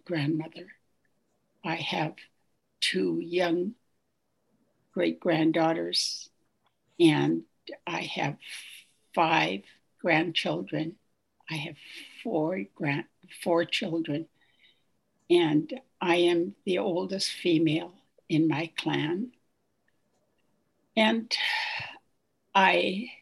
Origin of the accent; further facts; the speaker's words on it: Haida Nation, British Columbia, Canada; I'm from the Haida Nation